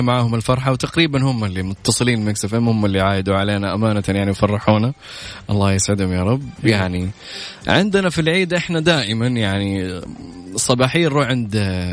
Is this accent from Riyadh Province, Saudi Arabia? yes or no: no; Mecca, Makkah Province, Saudi Arabia; انا من اهل مكة وعايش في وسط الاحداث دائما